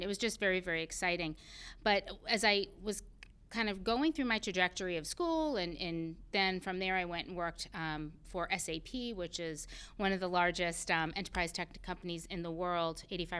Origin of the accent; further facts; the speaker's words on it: Pembroke, Massachusetts, United States; So I grew up on the South Shore of Massachusetts in a tiny little town called Pembroke.